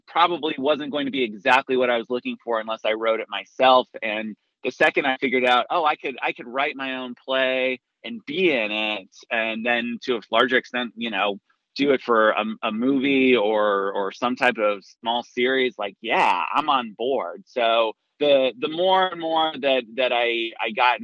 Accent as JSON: {"language": "English", "town": "Salt Lake City", "region": "Utah", "country": "United States", "also_born_or_lived": "New York City", "moved": "as an adult", "said": "I'm originally from Salt Lake City"}